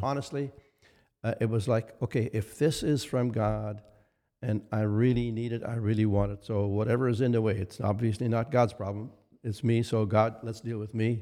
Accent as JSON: {"language": "English", "area": "near Winnipeg", "region": "Manitoba", "country": "Canada", "tie": "born or raised there"}